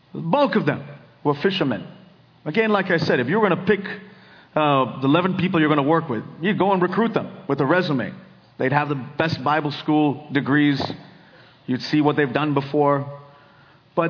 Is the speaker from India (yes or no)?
yes; India; now in Silicon Valley, United States; I grew up in India